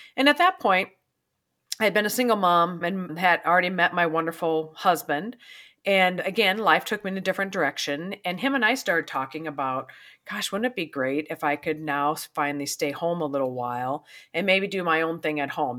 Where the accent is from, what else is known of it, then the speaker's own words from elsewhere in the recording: South Dakota, United States; also born or lived in Pierre, South Dakota / Brandon, South Dakota; I was raised in South Dakota. I was two different cities, Pier, and then a little town called Brandon. So, raised here in South Dakota, I'm a good wi-, Midwestern gal